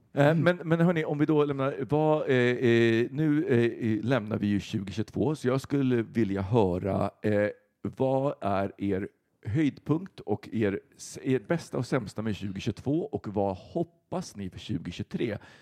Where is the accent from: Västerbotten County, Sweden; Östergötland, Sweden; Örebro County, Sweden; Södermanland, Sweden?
Västerbotten County, Sweden; moved away; jag är uppe då hemma i Västerbotten